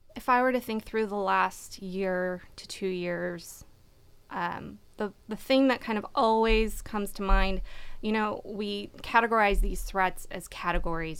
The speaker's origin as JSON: {"language": "English", "region": "California", "country": "United States", "tie": "born or raised there", "also_born_or_lived": "Washington, D.C.", "said": "I grew up in California"}